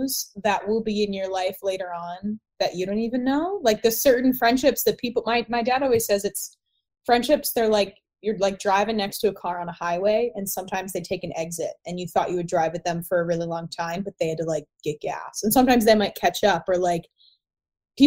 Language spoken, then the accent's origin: English; Ohio, United States; moved away as an adult; now in Los Angeles, United States; I'm based in Los Angeles, but I grew up in Ohio